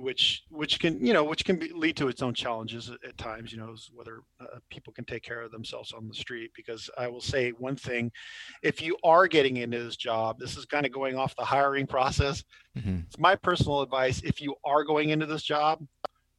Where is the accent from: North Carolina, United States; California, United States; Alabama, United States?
California, United States; I'm from California